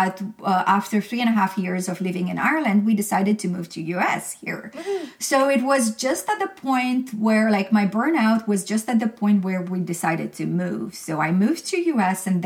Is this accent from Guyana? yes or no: no; Romania; moved away; I'm from Romania originally